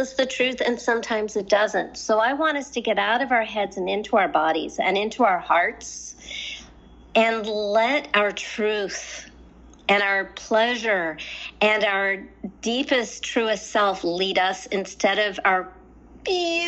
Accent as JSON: {"language": "English", "region": "Southern California", "country": "United States", "said": "I'm from Southern California where spirituality is really easy"}